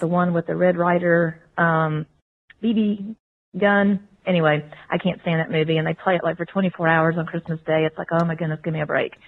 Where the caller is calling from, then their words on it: Virginia, United States; I'm calling from Virginia.